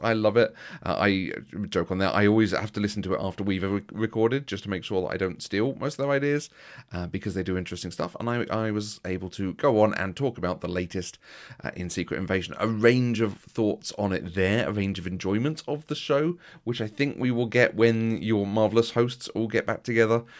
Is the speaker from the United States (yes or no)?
no; United Kingdom; we're very British